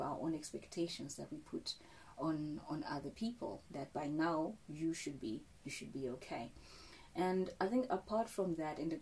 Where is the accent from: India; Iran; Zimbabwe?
Zimbabwe; I'm from Zimbabwe, and you know, in our communities and our culture